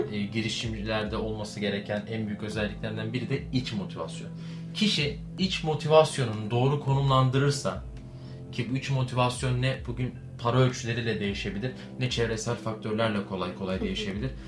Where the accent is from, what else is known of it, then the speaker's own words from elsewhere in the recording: Bursa, Turkey; ben de Bursalıyım